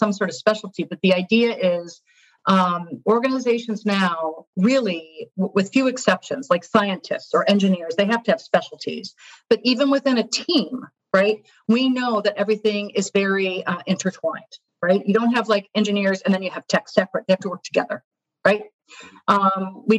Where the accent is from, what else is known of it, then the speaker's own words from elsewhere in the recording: just outside of Detroit, Michigan, United States; moved away as an adult; also born or lived in Chicago; now in New York, United States; I grew up in Michigan